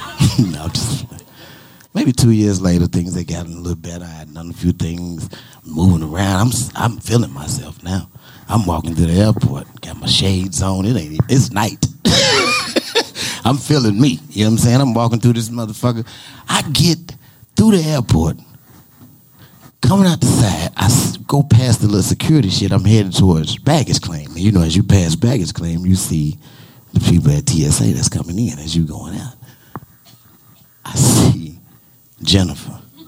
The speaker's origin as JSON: {"language": "English", "town": "Chicago", "region": "Illinois", "country": "United States", "said": "I'm from Chicago, bitch. I know all about finessing."}